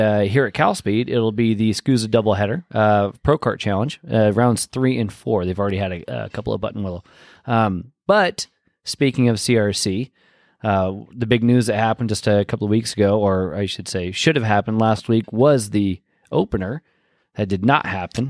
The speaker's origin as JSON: {"language": "English", "region": "Pacific Northwest", "country": "United States", "moved": "yes"}